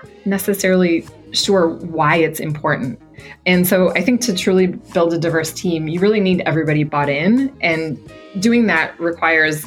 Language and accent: English; Midwest, United States; moved away as an adult; now in Boston, United States; I'm from the Midwest. And so I had a very kind of traditional Midwest upbringing, I would say there. Grew up on a farm